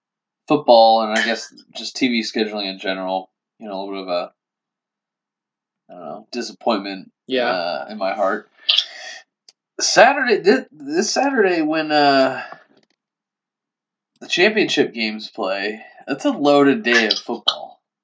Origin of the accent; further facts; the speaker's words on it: Ohio, United States; I'm in Ohio. I'm from Ohio.